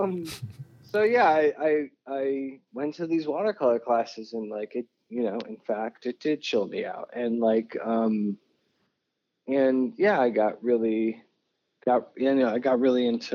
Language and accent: English; Detroit, Michigan, United States; also born or lived in New Mexico / Philadelphia, Pennsylvania; now in New York, United States; For the formative years of my life, like growing up in Detroit